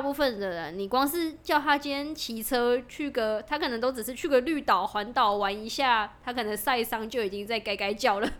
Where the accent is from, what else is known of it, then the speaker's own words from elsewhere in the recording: Zhongli, Taoyuan, Taiwan; 我是土生土长的